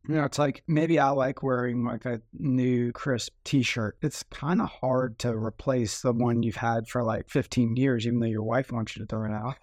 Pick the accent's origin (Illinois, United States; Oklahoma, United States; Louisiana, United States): Louisiana, United States; New Orleans; growing up in New Orleans, there were a ton of those